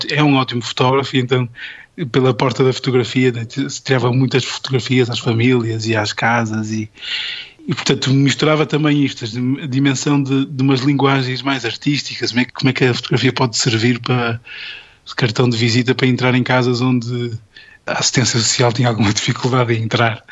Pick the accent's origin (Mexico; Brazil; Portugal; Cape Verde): Portugal; Porto, Norte; estava nas belas artes do, do, do Porto, onde, de onde sou e de onde, onde, onde estudei